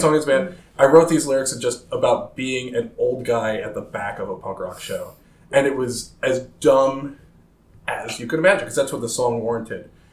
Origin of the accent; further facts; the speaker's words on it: Maryland, United States; also born or lived in Chicago, Illinois; I'm originally from Chicago. I, I moved here uh, in the, the very early '90s. Um, my so all my formative years were, were here in Maryland